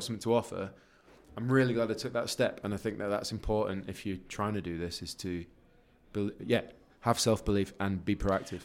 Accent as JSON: {"language": "English", "town": "Leeds", "region": "Yorkshire and the Humber", "country": "United Kingdom", "also_born_or_lived": "Guildford", "moved": "as an adult", "said": "I'm from Leeds"}